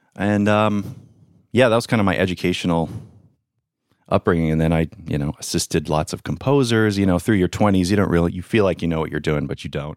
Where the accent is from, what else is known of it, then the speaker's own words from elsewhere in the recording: Long Island, New York, United States; I grew up in Long Island, New York